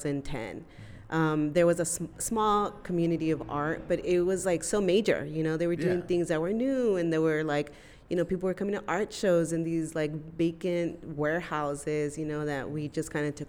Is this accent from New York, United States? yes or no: no; South Bay, San Diego, California, United States; I'm from the South Bay, so we don't have spaces like this